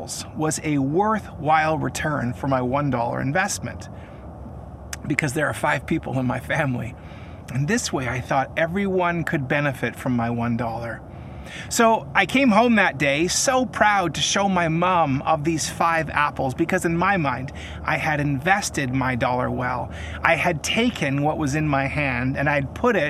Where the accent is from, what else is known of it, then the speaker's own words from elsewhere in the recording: Kelowna, British Columbia, Canada; I am coming to you from one of my favorite lookouts in my hometown of Kelowna, British Columbia